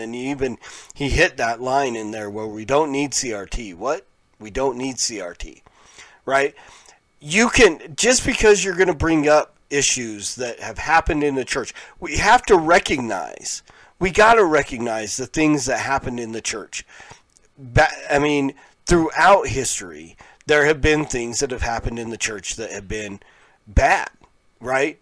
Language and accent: English; Pueblo, Colorado, United States; I grew up in Pueblo, Colorado